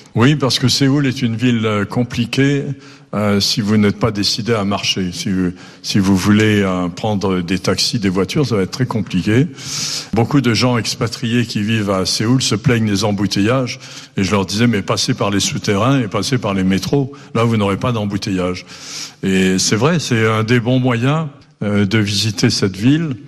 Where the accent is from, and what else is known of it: Nice, Provence-Alpes-Côte d'Azur, France; born or raised there; also born or lived in Brittany / Mauritius